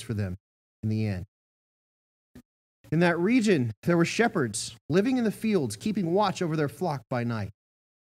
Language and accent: English; Augusta, Georgia, United States; I'm from Augusta, Georgia